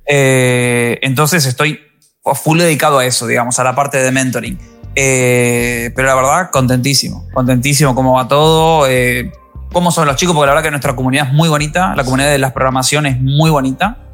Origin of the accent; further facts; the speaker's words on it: Argentina; moved away as an adult; now in Spain; vine para España, yo soy argentino